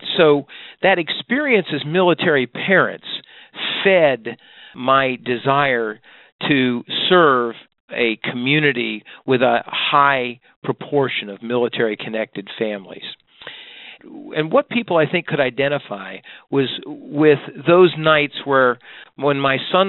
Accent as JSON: {"language": "English", "town": "Annandale", "region": "Virginia", "country": "United States", "tie": "born or raised there", "moved": "yes", "lives_now": "Moore County, North Carolina, United States", "said": "I grew up in Fairfax County, Virginia"}